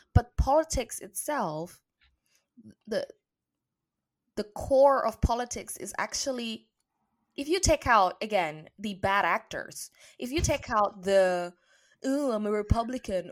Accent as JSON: {"language": "English", "country": "Indonesia", "tie": "born or raised there", "moved": "as an adult", "lives_now": "England", "said": "my home country, Indonesia. And I also remember just three years ago when I moved to England"}